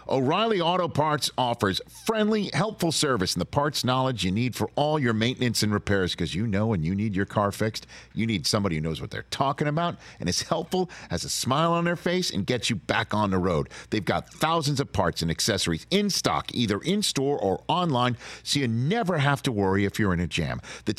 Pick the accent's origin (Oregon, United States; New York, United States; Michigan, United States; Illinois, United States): New York, United States; New York City; I'm from Staten Island, New York.